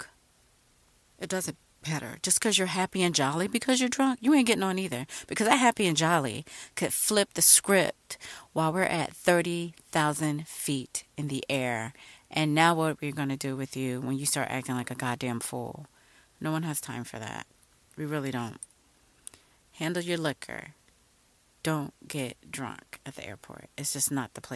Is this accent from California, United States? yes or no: no; Virginia, United States; I'm kind of from Virginia